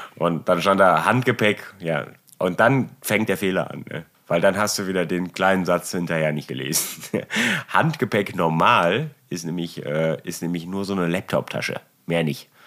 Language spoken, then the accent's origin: German; Germany; ich bin Deutscher